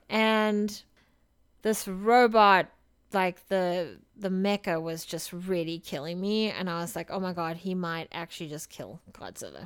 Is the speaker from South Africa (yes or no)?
yes; South Africa; I come from South Africa where tap water has a lot of issues